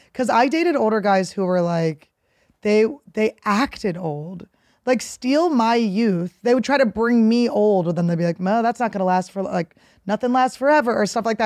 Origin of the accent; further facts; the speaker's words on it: Philadelphia, Pennsylvania, United States; also born or lived in New York; now in Los Angeles, United States; I'm from Philadelphia.